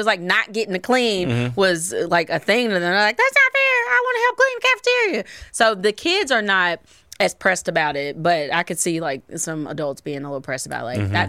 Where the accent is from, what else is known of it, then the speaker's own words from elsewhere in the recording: Tennessee, United States; but I grew up in Tennessee